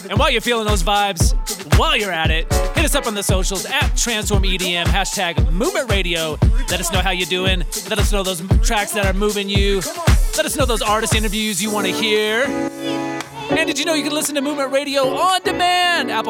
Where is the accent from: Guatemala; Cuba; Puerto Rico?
Guatemala; Hey, guys … from Guatemala.